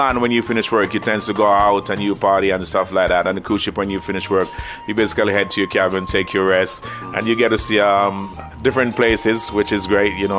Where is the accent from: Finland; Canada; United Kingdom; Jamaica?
Jamaica; Saint Mary Parish; also born or lived in Kingston, Jamaica; I was born in St. Mary in Jamaica. I grew up there for about 12 years, and I moved on to Kingston, which is the capital.